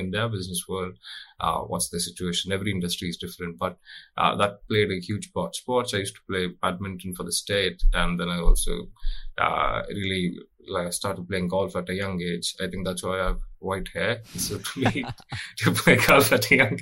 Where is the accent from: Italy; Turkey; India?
India; moved away as an adult; now in London, United Kingdom; growing up in India, you know, I think you often hear stories and you see photos of agriculture because it is an agricultural dominant country. So for me, my life was all about growing up in farms